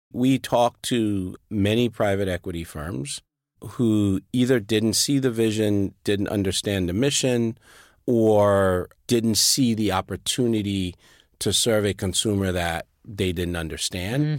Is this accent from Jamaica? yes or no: no; Liberia; moved away as an adult; also born or lived in Sierra Leone; now in United States; I was born and raised in Liberia.